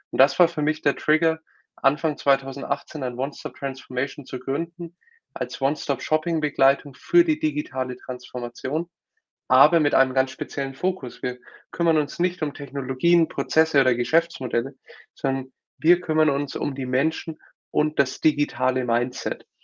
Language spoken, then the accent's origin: German; Nuremberg, Bavaria, Germany; also born or lived in United States; Ich komme aus Nürnberg, äh, geboren und aufgewachsen, klassischer BWL-Hintergrund, war dann zweimal länger in den USA